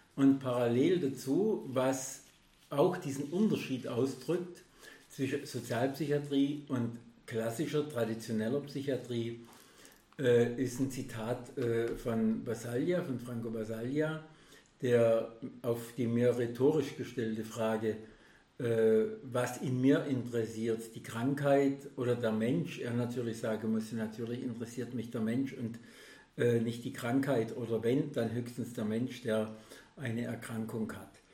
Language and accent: German; Germany; bei uns in Deutschland